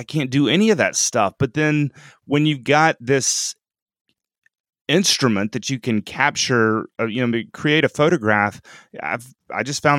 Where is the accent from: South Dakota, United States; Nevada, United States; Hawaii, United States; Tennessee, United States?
Tennessee, United States; Franklin; So I'm from Franklin, Tennessee, which is sort of a suburb of Nashville. And I'm a dentist here in town.